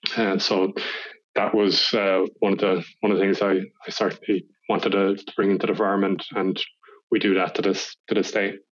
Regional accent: Kinsale, Munster, Ireland; also born or lived in Cork, Ireland; I grew up in Kinsale, County Cork, so it's a small town

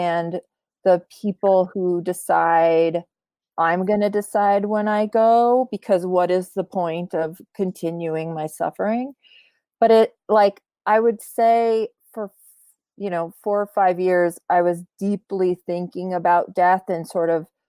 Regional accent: United States; also born or lived in Poland; I was born in Poland. I grew up most of my life in America

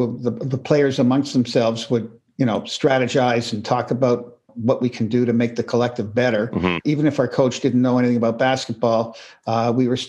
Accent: Toronto, Ontario, Canada; I grew up in the middle part of the city in Toronto

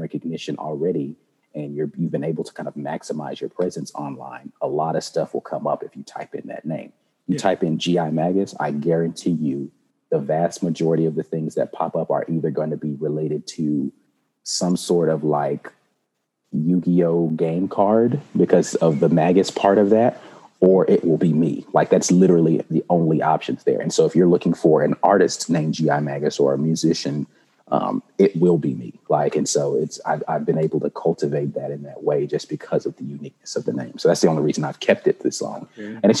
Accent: Jacksonville, North Carolina, United States; born there; Therefore, I was born in North Carolina, actually, mm-hmm. In a little town called Jacksonville, North Carolina.

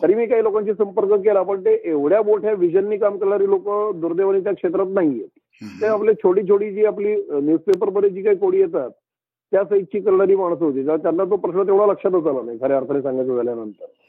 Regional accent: Pune, Maharashtra, India; मी पुण्यात वाढलेलो आहे मी पुण्याचा आहे

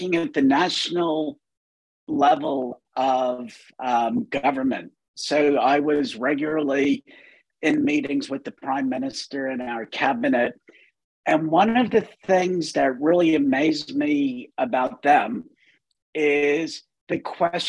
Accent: United States; moved away; I'm not American anymore. I've given up my American citizenship

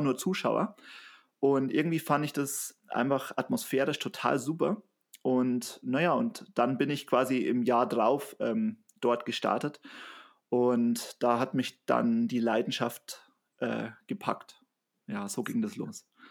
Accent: Bavaria, Germany; ich komme aus Bayern

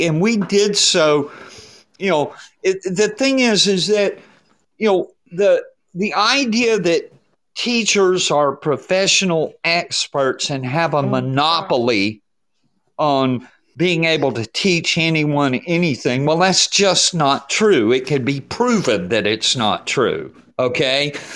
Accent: Atlanta, Georgia, United States; the bakery down on Ponce de Leon Street in Atlanta. We would go there on, on for field trips uh, when we were kids

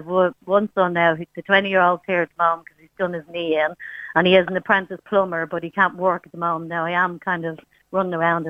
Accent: Ireland; We are Irish mammies

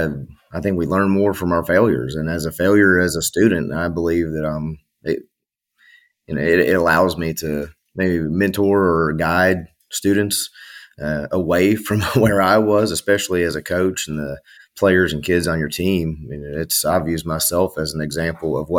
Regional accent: Knoxville, Tennessee, United States; also born or lived in Strawberry Plains, Tennessee; I'm originally from Knoxville, Tennessee, and then they're in East Tennessee

